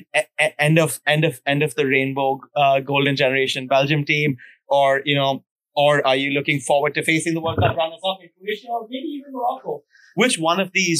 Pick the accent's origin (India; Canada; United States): India; me being Indian